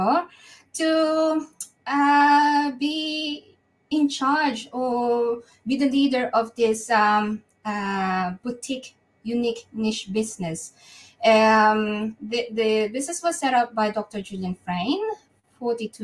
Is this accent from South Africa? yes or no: no; Manila, Metro Manila, Philippines; moved away as an adult; now in Perth, Australia; I was brought up in Manila